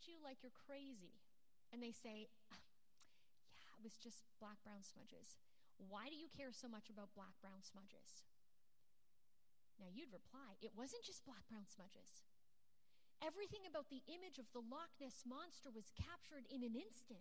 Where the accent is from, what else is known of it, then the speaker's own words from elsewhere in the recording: Canada; I'm born and raised in Canada, but my dad is actually from Scotland